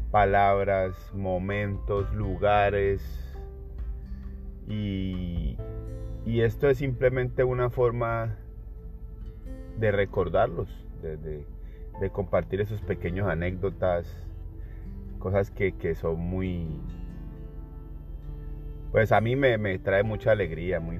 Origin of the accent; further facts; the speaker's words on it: Colombia; moved away; yo salí de Colombia